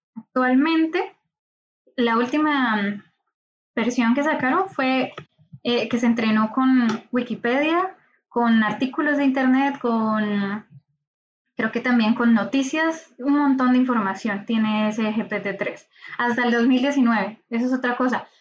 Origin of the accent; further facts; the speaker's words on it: Colombia; moved away as an adult; now in Valencia, Spain; soy de Colombia